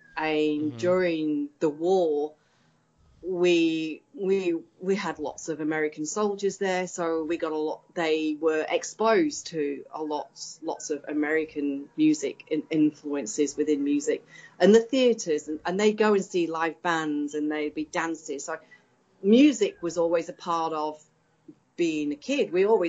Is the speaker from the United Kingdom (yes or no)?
yes; England, United Kingdom; accent: northern English; moved away as an adult; now in Australia; But yeah, they couldn't understand my strong northern accent from England. And yeah, but the first 2 years were really, really hard, really, really tough. So it was 92 when I came out here.